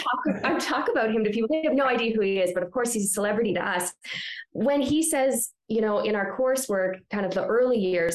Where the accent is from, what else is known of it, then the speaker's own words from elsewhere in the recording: Ontario, Canada; moved away as an adult; also born or lived in British Columbia; now in Calgary, Canada; I'm from Ontario